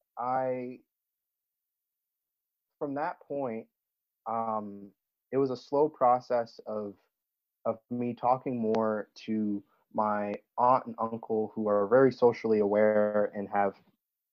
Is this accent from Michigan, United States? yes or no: no; Virginia Beach, Virginia, United States; I grew up in Virginia Beach, which is a mixed match